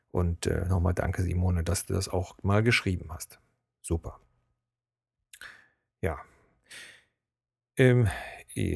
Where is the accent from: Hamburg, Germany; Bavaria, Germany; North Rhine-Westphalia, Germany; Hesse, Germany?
North Rhine-Westphalia, Germany; Cologne; accent: Kölsch-tinged High German; auch wenn man, so wie ich, eigentlich mehr ein Hochdeutsch mit Kölschen Knubbeln spricht, wird man als Kölner oder Rheinländer erkannt. Also wenn ich jetzt zum Beispiel an die Ostsee fahre, äh, da sagt jeder auf dem Kopf zu, du bist Kölner.